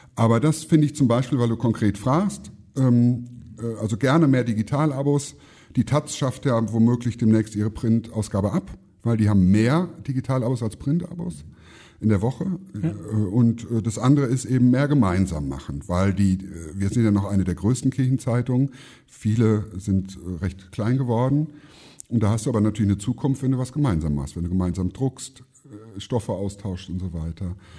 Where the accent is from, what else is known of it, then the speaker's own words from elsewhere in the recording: Siegerland, North Rhine-Westphalia, Germany; moved away; in meiner Heimat im Siegerland